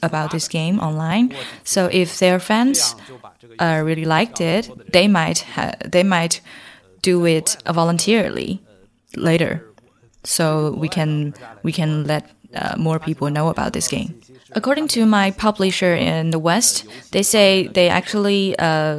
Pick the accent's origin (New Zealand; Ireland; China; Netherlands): China; Manchuria, Northeast China; I'm from the Manchuria, so this game, most of the texts in it are based on my way of speaking